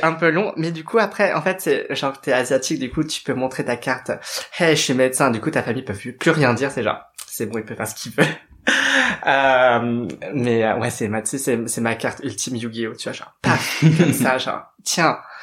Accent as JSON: {"language": "French", "town": "Paris", "region": "Île-de-France", "country": "France", "tie": "born or raised there", "said": "je suis née à Paris. Euh, très exactement dans le 13e arrondissement pour ne pas être absolument pas cliché. et donc j'ai vécu à peu près toute ma vie à Paris et en banlieue"}